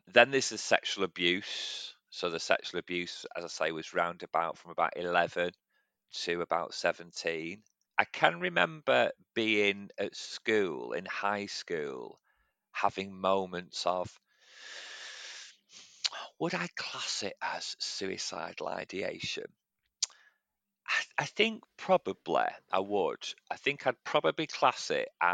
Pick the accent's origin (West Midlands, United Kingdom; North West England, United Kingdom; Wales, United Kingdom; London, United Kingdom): North West England, United Kingdom; Manchester; I grew up in actually the part of Manchester where Shameless was filmed, in Gorton, so in East Manchester